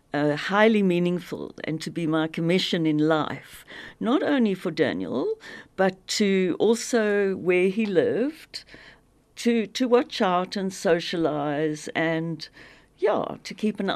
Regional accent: Zimbabwe; moved away; I grew up in Zim

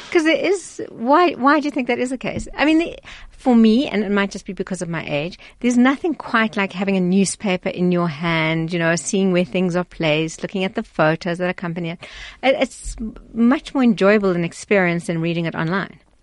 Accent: Pretoria, Gauteng, South Africa; I come from Pretoria

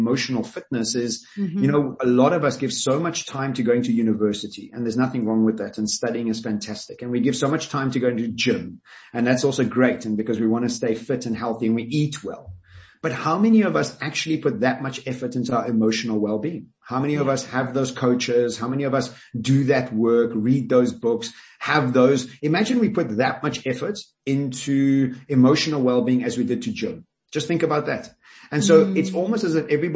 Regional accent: Johannesburg, Gauteng, South Africa; I grew up in Glen Hazel

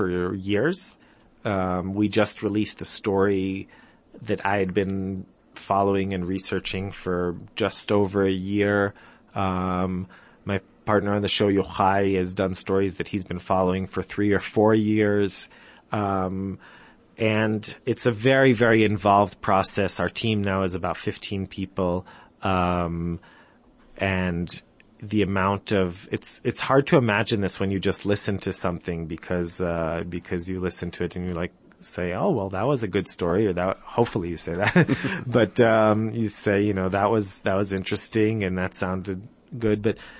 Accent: Jerusalem, Jerusalem District, Israel; also born or lived in United States / England; I'm from Jerusalem. I grew up in Jerusalem.

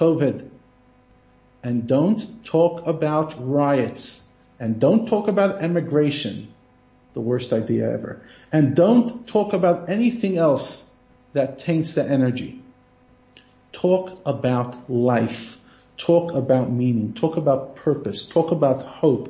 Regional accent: United States; now in South Africa; I'm talking as an American

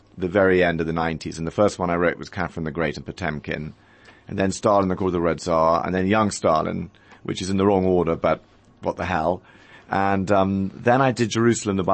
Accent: United Kingdom; also born or lived in London; I live in London. I'm a British author.

